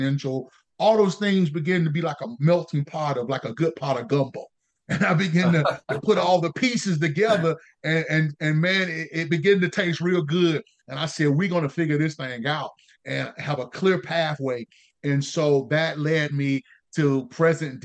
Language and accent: English; Raleigh, North Carolina, United States; Raleigh, North Carolina, which is my hometown